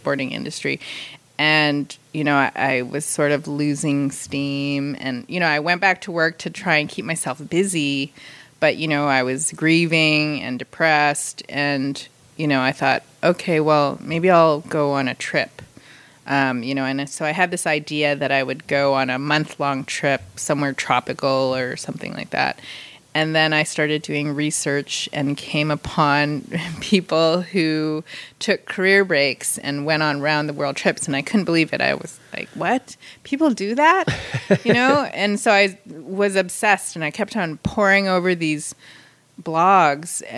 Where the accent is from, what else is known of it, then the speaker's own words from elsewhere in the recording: Vancouver, British Columbia, Canada; moved away as an adult; also born or lived in Philippines / Los Angeles / San Diego; now in Carlsbad, United States; I grew up in Vancouver. I was born in the Philippines, and then when I was very small, my family moved over